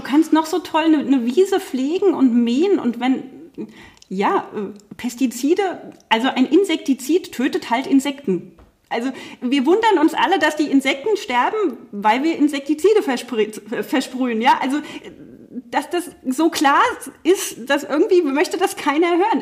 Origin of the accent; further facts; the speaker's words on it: Germany; bei uns in Deutschland